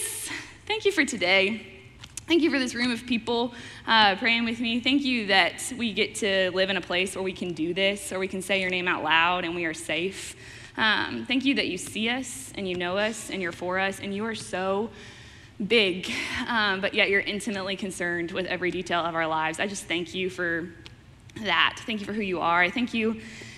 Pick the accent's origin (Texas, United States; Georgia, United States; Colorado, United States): Texas, United States; Fort Worth; moved away as an adult; also born or lived in Wichita, Kansas / Branson, Missouri; now in Oklahoma City, United States; I'm originally from Fort Worth, Texas